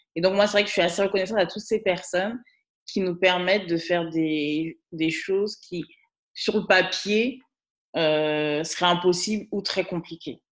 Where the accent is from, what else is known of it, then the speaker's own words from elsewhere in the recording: Guadeloupe; now in Paris region, France; je suis guadeloupéenne